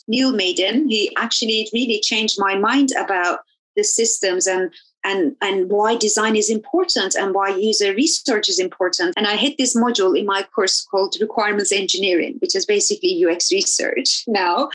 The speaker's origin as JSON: {"language": "English", "country": "Turkey", "tie": "born or raised there", "moved": "yes", "lives_now": "London, United Kingdom", "said": "I grew up in in Turkey"}